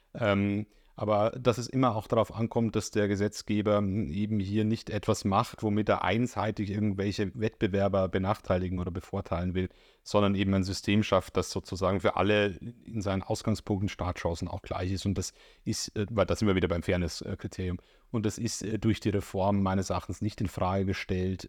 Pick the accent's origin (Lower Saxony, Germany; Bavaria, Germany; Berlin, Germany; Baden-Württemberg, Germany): Bavaria, Germany; accent: Bavarian; now in Leipzig, Germany; ich kann ja mit meinem Akzent nicht verbergen, dass ich dort herkomme